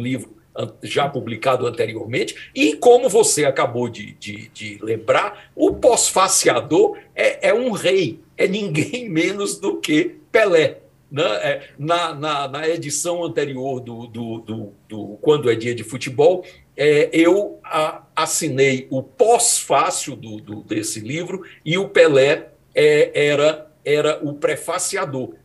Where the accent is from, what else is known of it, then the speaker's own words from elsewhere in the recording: Fortaleza, Ceará, Brazil; moved away; à época morava em Fortaleza, cidade onde nasci.